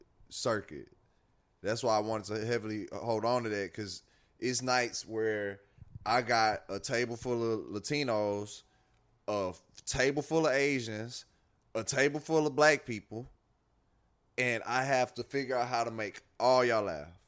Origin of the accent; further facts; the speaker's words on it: Port Arthur, Texas, United States; I'm from Port Arthur. Like, it don't get too much blacker than Port Arthur.